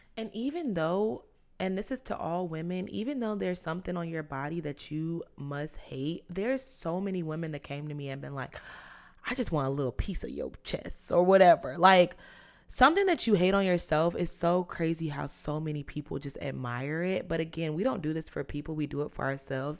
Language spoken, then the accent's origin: English; South Carolina, United States; moved away; I was born in South Carolina